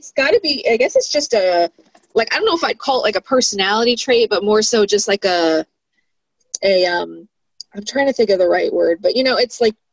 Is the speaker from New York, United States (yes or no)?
yes; New York, United States; lived outside of New York for like uh, I don't know, like seven, eight years, and I I started losing my accent after like two years